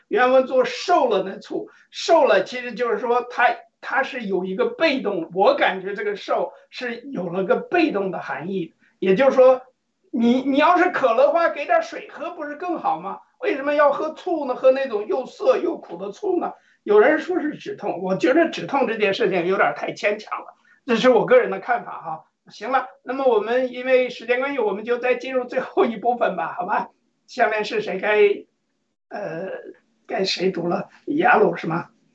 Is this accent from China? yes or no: yes; China; 按照我们中国人的这个习惯